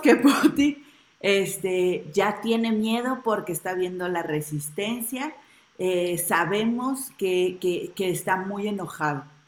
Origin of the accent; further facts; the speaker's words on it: Mexico City, Mexico; Ciudad de México